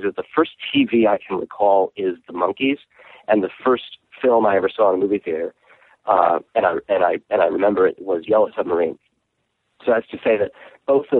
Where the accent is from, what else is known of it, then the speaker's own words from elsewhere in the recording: New York City, New York, United States; also born or lived in Kansas City; I lived in Kansas City. My dad was teaching at the Art Institute, and I was a little kid, and then we moved to Brooklyn